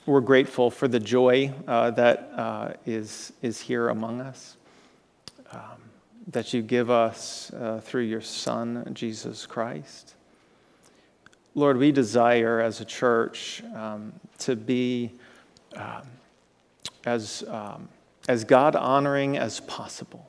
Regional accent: Florida, United States; moved away as an adult; also born or lived in Kentucky; I grew up there, spent 17 years in Florida, right? But then I really spent years in the state of Kentucky

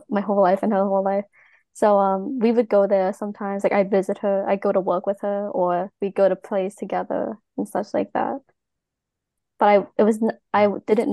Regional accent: Long Island, New York, United States; now in New York City, United States; I was raised on Long Island, New York

